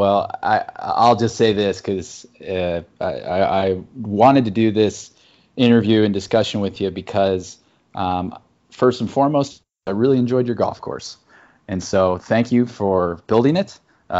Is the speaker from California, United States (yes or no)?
no; Chicago, Illinois, United States; I also, being a Chicagoan, I really appreciate your snack prices.